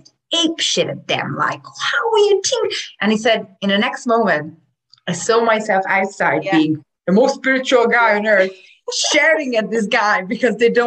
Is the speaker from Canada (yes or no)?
no; Hungary; now in Ireland; I'm from Hungary